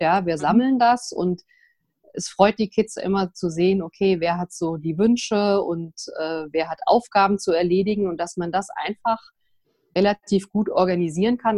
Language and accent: German; Vogelsberg, Hesse, Germany; also born or lived in Frankfurt; Ich bin hier im Vogelsberg geboren, wer das kennt sozusagen, äh, muss man sich vorstellen, zwischen Frankfurt und Kassel, ein ganz kleines Dorf, 350 Einwohner. Und ja, da bin ich aufgewachsen